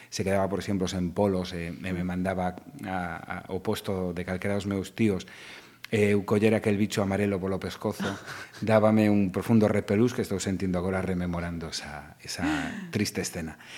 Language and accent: Galician; Vigo, Galicia, Spain; also born or lived in Santiago de Compostela; en Vigo, estudei en Santiago cinco anos, pero ia correndo na fin de semana para casa. Eh, creíme no barrio de Teis, nun barrio obreiro, nun barrio moi proletario